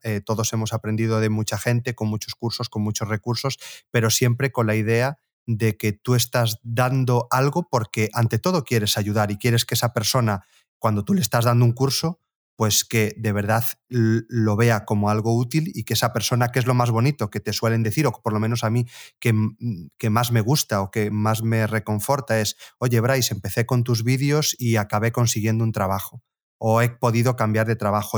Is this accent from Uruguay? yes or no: no; Galicia, Spain; yo volví a mi ciudad natal, aquí en, en, Galicia, el pueblo donde básicamente me crié